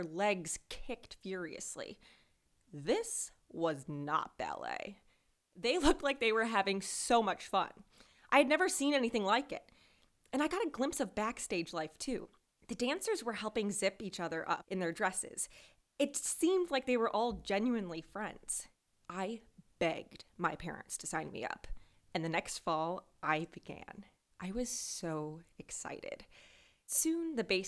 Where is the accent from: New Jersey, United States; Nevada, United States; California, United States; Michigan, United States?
Michigan, United States; a suburb of Detroit; I grew up in Michigan in a suburb of Detroit